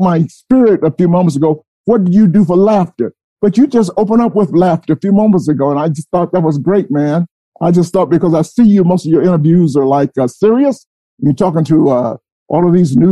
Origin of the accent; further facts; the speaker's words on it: Atlanta, Georgia, United States; moved away as an adult; also born or lived in Akron, Ohio; now in New York, United States; I'm from Atlanta, Georgia, okay? And when I grew up with Dr. Martin Luther King and the leaders like that here in Atlanta